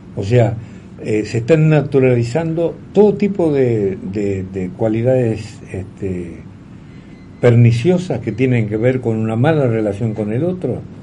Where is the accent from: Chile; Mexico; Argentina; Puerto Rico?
Argentina; Como argentino